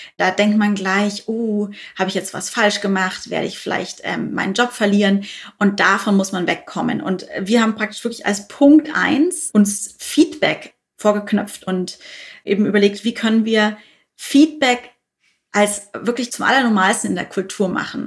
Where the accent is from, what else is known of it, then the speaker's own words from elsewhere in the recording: Bavaria, Germany; now in Berlin, Germany; ich bin ja Bayerin eigentlich. Insofern äh, zieht es mich dann doch öfters mal in meine alte Heimat